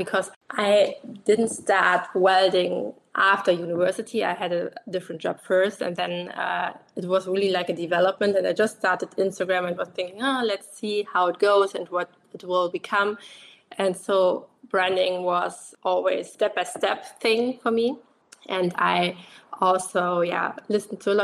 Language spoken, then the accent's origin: English; Germany; I'm from Germany.